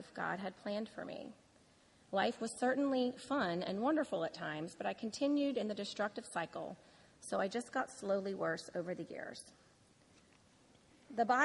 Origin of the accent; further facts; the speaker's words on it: New Orleans, Louisiana, United States; I was born and raised in New Orleans